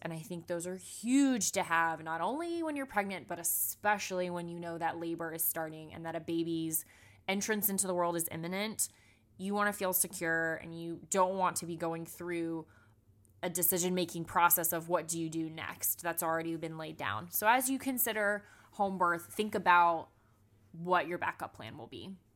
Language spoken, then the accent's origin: English; South Florida, United States; now in Atlanta, United States; I'm born and raised in Florida